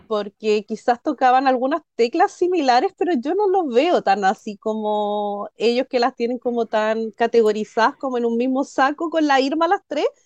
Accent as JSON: {"language": "Spanish", "country": "Chile", "said": "soy chilena"}